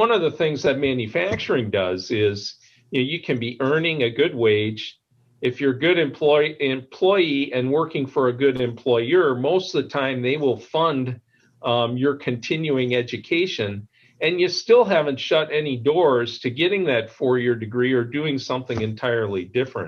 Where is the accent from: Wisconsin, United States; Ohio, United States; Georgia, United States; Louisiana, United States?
Wisconsin, United States; Madison; where I grew up here in Madison